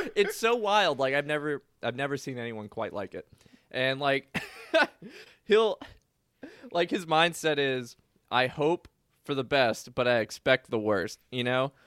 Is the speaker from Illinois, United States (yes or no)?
no; New Orleans, Louisiana, United States; moved away as an adult; also born or lived in Kentucky; I grew up in New Orleans. I went to school in Kentucky